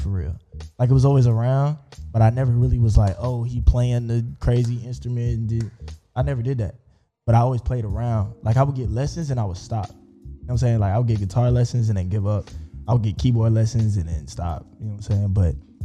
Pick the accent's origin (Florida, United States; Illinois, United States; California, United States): Florida, United States; Ocoee; also born or lived in Montgomery, Alabama; Born and raised in Ocoee